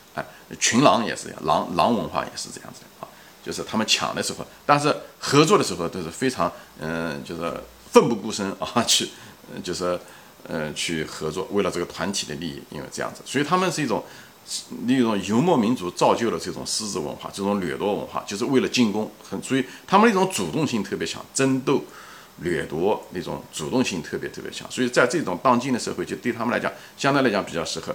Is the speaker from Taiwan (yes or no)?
no; China; now in United States; 咱们中国人